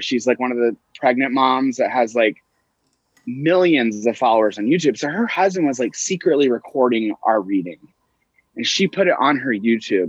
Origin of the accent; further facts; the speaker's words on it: Tulsa, Oklahoma, United States; I grew up in Tulsa, Oklahoma, which is the capital of the Bible Belt